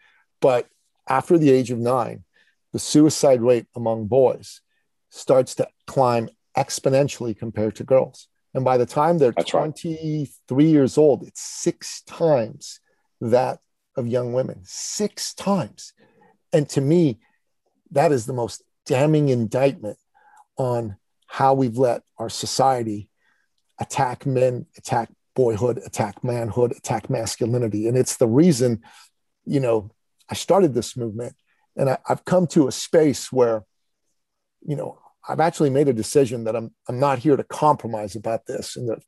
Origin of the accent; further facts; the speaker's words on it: Canada; In my home country of Canada, okay, the prime minister decided that men, good men who were opposed to his political view on mandates, were now terrorists